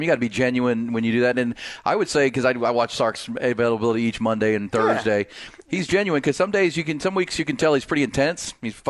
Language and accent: English; Northeast Ohio, United States; I grew up in Northeast Ohio